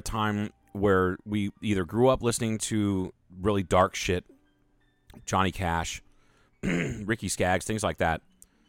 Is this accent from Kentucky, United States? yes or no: yes; Kentucky, United States; I'm from Lawrence County, Kentucky.